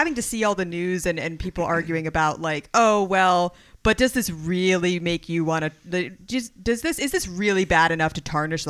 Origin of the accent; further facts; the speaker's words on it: Lancaster, Pennsylvania, United States; moved away; because I grew up out in Lancaster